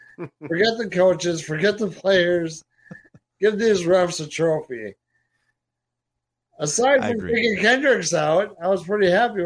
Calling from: South Dakota, United States; South Dakota.

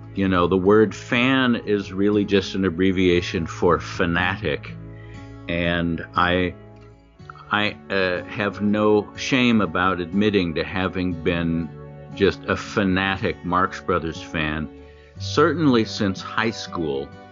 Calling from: Los Angeles, California, United States; I'm calling from Studio City, California

